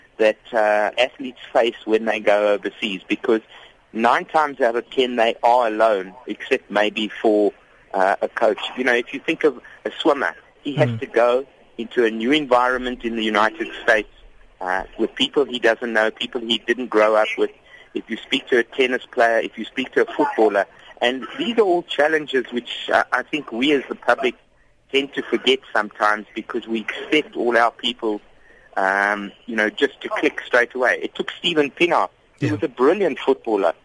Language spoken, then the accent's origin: English; South Africa; we as South African sports people